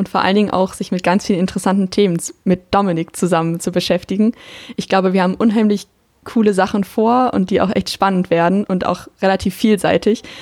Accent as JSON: {"language": "German", "town": "Bochum", "region": "North Rhine-Westphalia", "country": "Germany", "said": "ich bin 22, ich komme aus Bochum"}